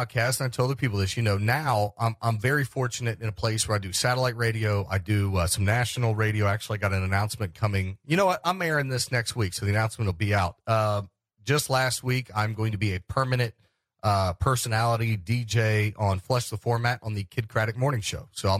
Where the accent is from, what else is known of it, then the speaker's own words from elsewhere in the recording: Cincinnati, Ohio, United States; now in West Virginia, United States; When I came to West Virginia from Cincinnati, you know what I got?